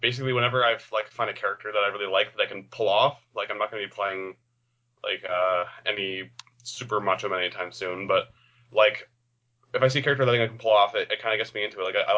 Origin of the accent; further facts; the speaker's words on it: Canada; I'm also Canadian